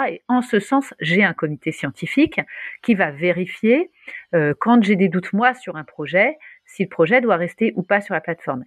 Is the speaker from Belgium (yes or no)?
no; Paris, Île-de-France, France; moved away as an adult; also born or lived in Luxembourg; on est à Paris, je suis parisienne, même si j'étais partie, je suis revenue.